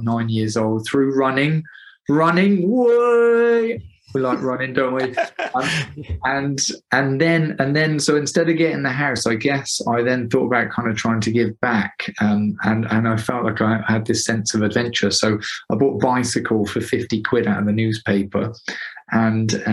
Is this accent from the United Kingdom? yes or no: yes; Gloucester, South West England, United Kingdom; I'm from Gloucester